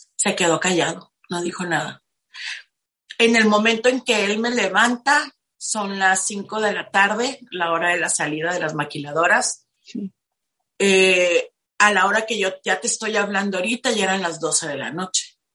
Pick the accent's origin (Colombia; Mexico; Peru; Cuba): Mexico; Tijuana, Baja California; now in Playas de Rosarito, Mexico; Crecí en Tijuana, soy de Tijuana, actualmente vivo en Playas de Rosarito.